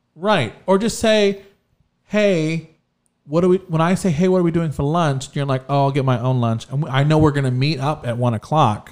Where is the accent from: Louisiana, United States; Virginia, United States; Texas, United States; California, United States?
Texas, United States; we're from Texas